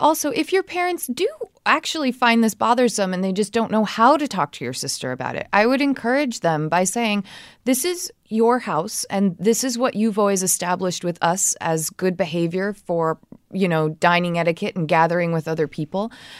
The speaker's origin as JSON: {"language": "English", "region": "South Carolina", "country": "United States", "moved": "as an adult", "lives_now": "Idaho, United States", "said": "I live in Idaho, but I'm originally from South Carolina. I moved here for graduate school and ended up staying."}